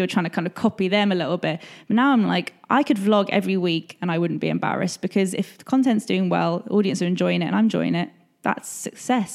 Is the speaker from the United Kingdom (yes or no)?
yes; England, United Kingdom; I'm English